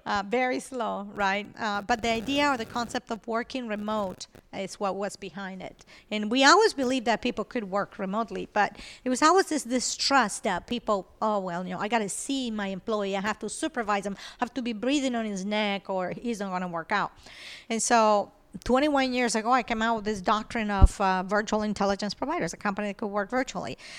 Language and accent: English; Venezuela; English is a second language; moved away as an adult; also born or lived in Colombia; now in United States; I was born in Colombia, I grew up in Venezuela.